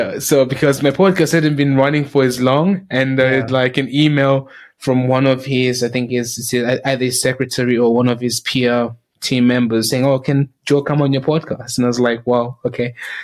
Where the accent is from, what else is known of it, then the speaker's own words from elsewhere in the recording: South Africa; also born or lived in Zimbabwe; now in United Kingdom; I'm from Zimbabwe, but I grew up in South Africa, went to school here. I went to university here in the UK, and I've basically been living in the UK for about just more than 6 years